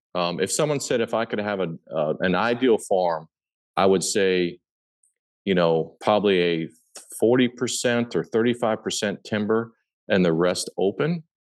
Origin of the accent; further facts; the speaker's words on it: Papillion, Nebraska, United States; I was born and raised in Papillion, Nebraska, which is a suburb of Omaha